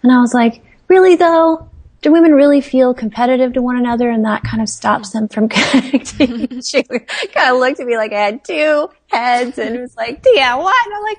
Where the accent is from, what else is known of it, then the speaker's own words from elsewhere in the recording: India; born there; I was born in India.